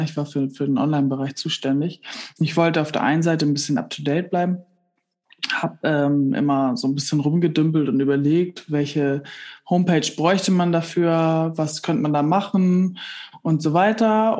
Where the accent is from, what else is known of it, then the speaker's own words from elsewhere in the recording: Kellinghusen, Schleswig-Holstein, Germany; now in Bargum, Germany; bin im Landhandel aufgewachsen in Kellinghusen. Das ist im Kreis Steinburg